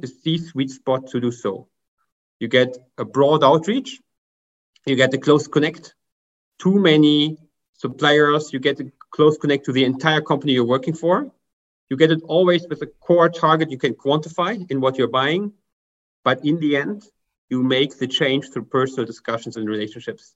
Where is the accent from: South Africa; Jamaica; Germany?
Germany; English is a second language; as you can hear by my accent, I'm from Germany.